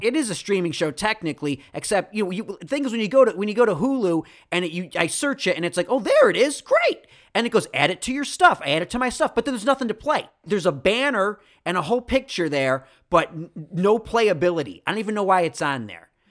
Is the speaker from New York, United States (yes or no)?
yes; Rochester, New York, United States; I'm from Rochester